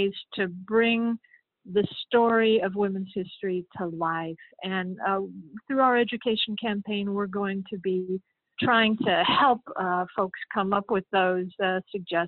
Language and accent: English; Kentucky, United States; moved away as an adult; also born or lived in New York; I'm originally from Kentucky, and I came up to New York in 1978